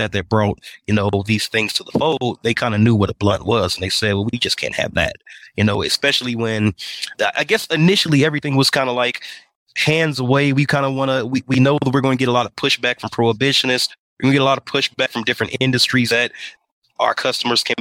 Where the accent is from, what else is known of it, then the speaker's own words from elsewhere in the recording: Indiana, United States; moved away as an adult; also born or lived in Atlanta, Georgia; now in Denver, United States; I'm from Indiana. I'm from the Midwest.